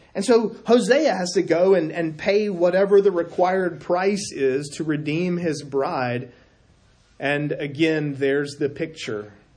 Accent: South Carolina, United States; moved away; I'm from South Carolina.

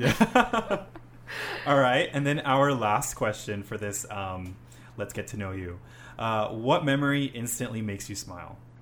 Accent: Honolulu, Hawaii, United States; now in Japan; I'm from Honolulu, Hawaii

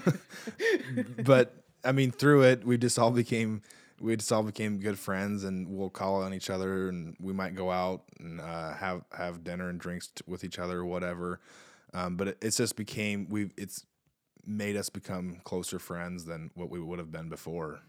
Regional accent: Eldora, Iowa, United States; now in New Providence, United States; I grew up in Eldora, not New Providence

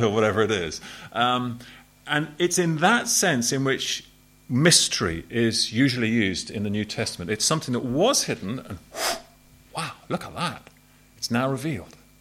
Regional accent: Southampton, South East England, United Kingdom; I was brought up in Southampton, which is a port city.

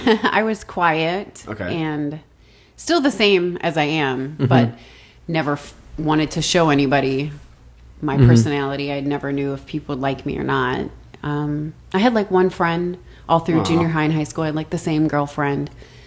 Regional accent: St. Paul, Minnesota, United States; I grew up I really did grow up in St. Paul.

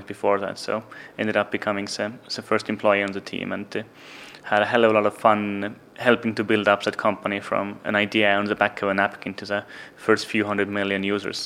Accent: Estonia; moved away as an adult; now in London, United Kingdom; So I was born in Soviet Union. I grew up in Estonia

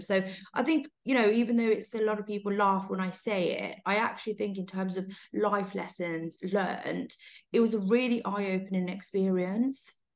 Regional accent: Coventry, West Midlands, United Kingdom; moved away as an adult; also born or lived in London; I grew up in Coventry and I went to Warwick University

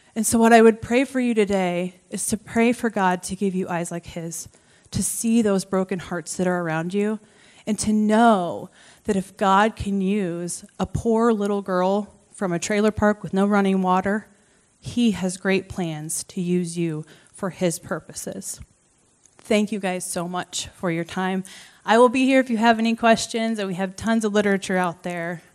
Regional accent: Creston, Iowa, United States; I grew up around Creston, and so it's kind of what I would consider to be my hometown.

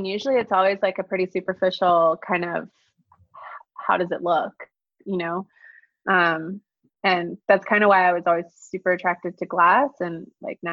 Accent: Alabama, United States; moved away; I'm from here. My family's lived here for centuries, actually. So yeah, my family history is like very, very rooted in Alabama. And a lot of my aesthetic kind of, I think, comes from growing up in the South

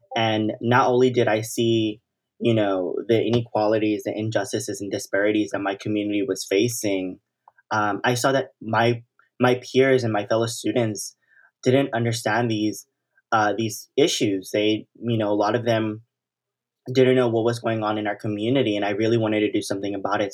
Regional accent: Los Angeles, California, United States; I grew up in South Central Los Angeles, and I've been, you know, a South L A resident, um, my whole life.

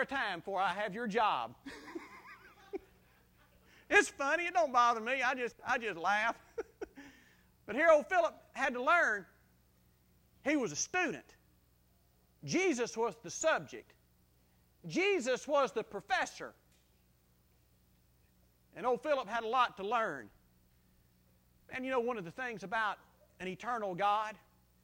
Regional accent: South Mississippi, United States; I grew up in South Mississippi, and we were so close to Louisiana that a lot of my friends talk like Cajuns

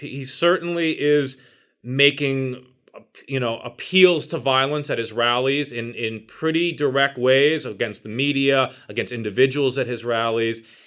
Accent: New York City, New York, United States; I grew up in New York City

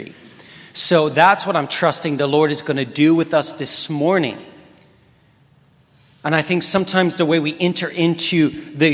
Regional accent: Kansas City, Missouri, United States; I'm from Kansas City. I serve at a church called Nava Church. It's within the 24/7 community prayer swirl, everything that is 24/7 prayer. I live just outside the city in the town that I grew up

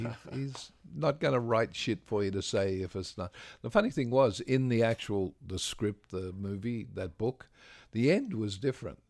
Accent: Australia; I'm an Australian.

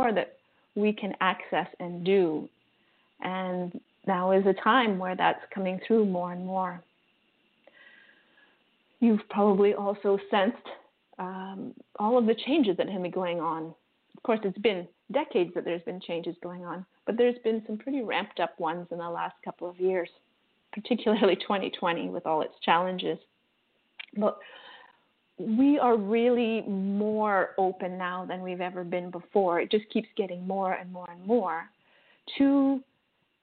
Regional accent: Canada; now in Costa Rica; I'm Canadian

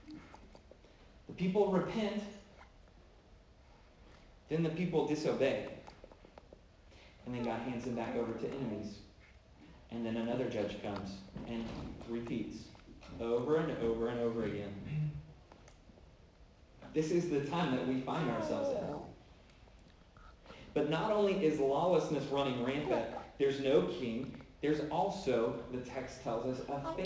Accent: Oklahoma, United States; I'm from Oklahoma

